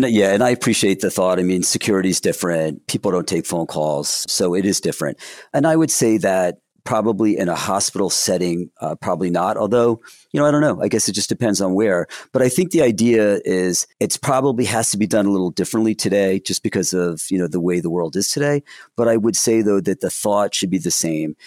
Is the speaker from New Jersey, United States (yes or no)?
yes; Williamsburg, New Jersey, United States; I grew up in Williamsburg, New Jersey